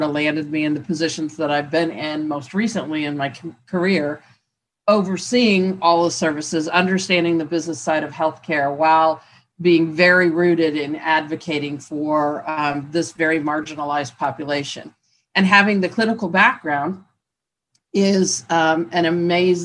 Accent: Indiana, United States; moved away as an adult; I am originally from Indiana

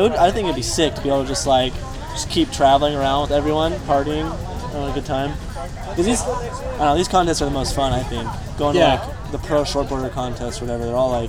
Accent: Hermosa Beach, California, United States; I'm from Hermosa.

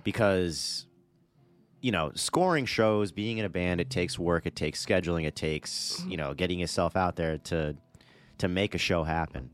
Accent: Middletown, Rhode Island, United States; also born or lived in Newport, Rhode Island; I was born in Newport. I've lived my whole life in Middletown, which is the town right next to Newport.

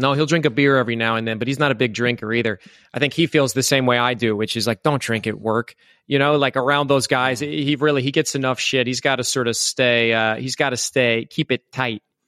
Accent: Iowa, United States; moved away as an adult; also born or lived in New York / Louisville, Kentucky; I grew up in Iowa. I lived in Iowa until I was twenty-two.

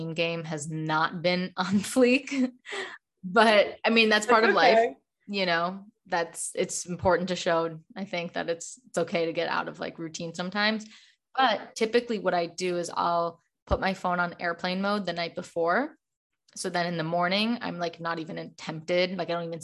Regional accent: Chicago, Illinois, United States; moved away as an adult; now in Los Angeles, United States; I'm originally from Chicago, but I now live in Los Angeles for the past year

